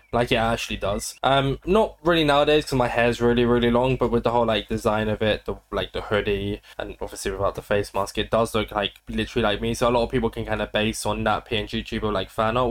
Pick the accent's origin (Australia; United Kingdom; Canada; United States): United Kingdom; I'm British